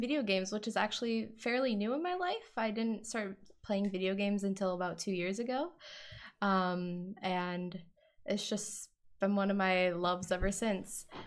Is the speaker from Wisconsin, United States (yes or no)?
yes; Wisconsin, United States; I am from Wisconsin